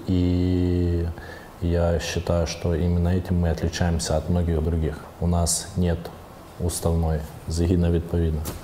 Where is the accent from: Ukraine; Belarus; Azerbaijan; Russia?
Ukraine; Kupiansk, Kharkiv Oblast; я сам родом с Купинска, а в Купинске молодежь говорила на русском языке